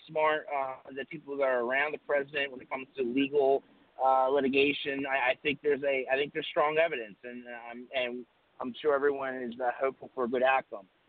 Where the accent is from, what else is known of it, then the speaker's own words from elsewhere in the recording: Delaware, United States; who were my friends that I grew up with because I was from Delaware